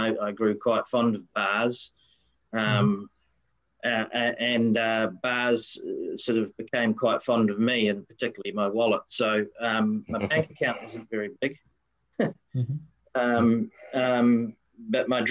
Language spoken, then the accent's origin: English; Wellington, New Zealand; now in Sunshine Coast, Australia; I grew up in a very tiny little suburb in the capital city of New Zealand, Wellington, called Linden